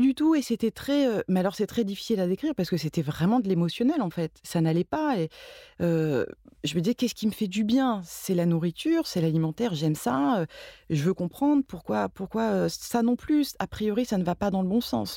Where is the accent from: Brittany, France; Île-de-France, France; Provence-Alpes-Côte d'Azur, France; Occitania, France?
Provence-Alpes-Côte d'Azur, France; Marseille; moved away as an adult; now in Paris, France; j'ai grandi euh, surtout à Marseille. Mais je suis pas marseillaise parce que c'est très important de le dire pour les Marseillais.